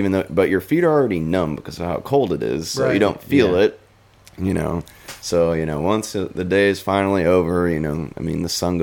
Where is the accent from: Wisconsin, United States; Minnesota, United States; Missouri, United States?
Minnesota, United States; growing up in Minnesota.